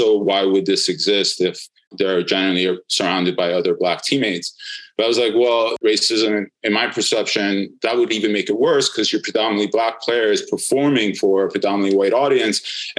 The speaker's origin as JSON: {"language": "English", "region": "New York", "country": "United States", "said": "I'm a Knicks fan, and I'm a New Yorker as well."}